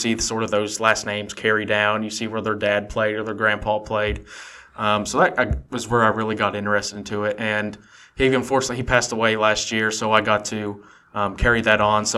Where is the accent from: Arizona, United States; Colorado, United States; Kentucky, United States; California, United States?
Kentucky, United States; Bracken County; I was from Bracken County.